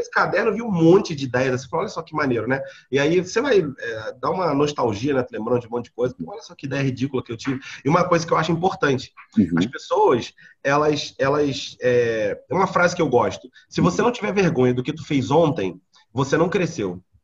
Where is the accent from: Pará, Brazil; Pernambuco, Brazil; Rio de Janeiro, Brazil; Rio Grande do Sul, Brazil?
Rio de Janeiro, Brazil; Eu sou natural da Ilha do Governador, aqui no Rio de Janeiro.